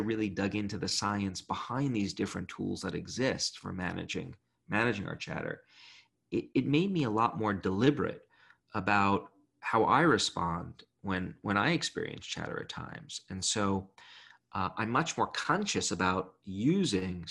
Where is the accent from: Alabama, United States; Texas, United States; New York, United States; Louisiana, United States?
New York, United States; New York City; I grew up in Brooklyn